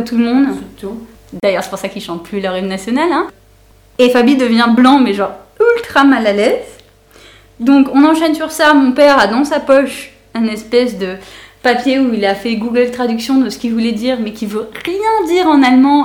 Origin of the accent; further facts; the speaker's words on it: Aix-en-Provence, Provence-Alpes-Côte d'Azur, France; moved away as an adult; now in Berlin, Germany; Aix-en-Provence, pour être plus précise